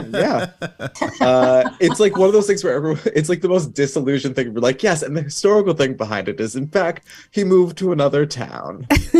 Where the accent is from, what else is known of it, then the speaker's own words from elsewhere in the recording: Sleepy Hollow, New York, United States; I grew up in Sleepy Hollow